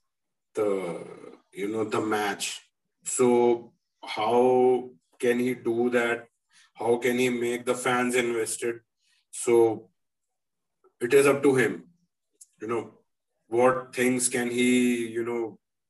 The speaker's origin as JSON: {"language": "English", "country": "India", "said": "we are here from India"}